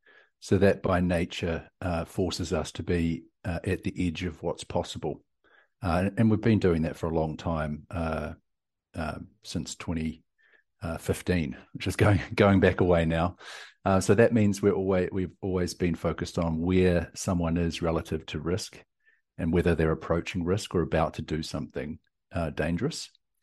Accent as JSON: {"language": "English", "region": "South Island", "country": "New Zealand", "lives_now": "Austin, United States", "said": "You hear from my accent and lingo, I guess, the things that I say. But I'm from New Zealand, down from the deep south, but currently in Austin, Texas."}